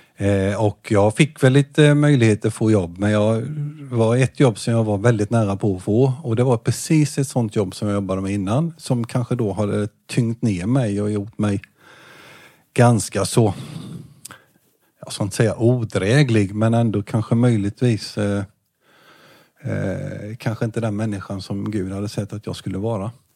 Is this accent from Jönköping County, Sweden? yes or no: yes; Jönköping, Jönköping County, Sweden; also born or lived in Hovslätt; jag föddes i eh, BB i Jönköping.